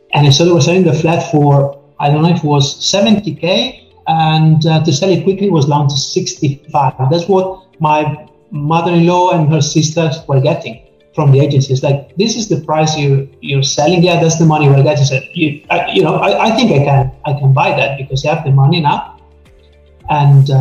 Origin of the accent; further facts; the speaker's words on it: Italy; I come from Italy, so especially at this latitude, we don't talk about money